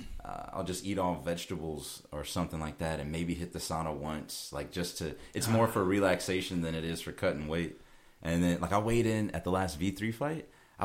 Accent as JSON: {"language": "English", "region": "Georgia", "country": "United States", "said": "Southern Georgia."}